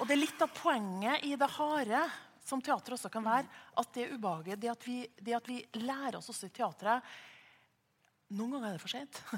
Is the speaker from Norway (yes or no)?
yes; Trøndelag, Norway; jeg identifiserer meg som trønder